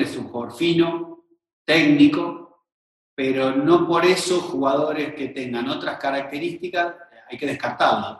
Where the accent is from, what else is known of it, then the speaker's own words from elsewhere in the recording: Buenos Aires, Argentina; now in Rosario, Argentina; yo soy de Buenos Aires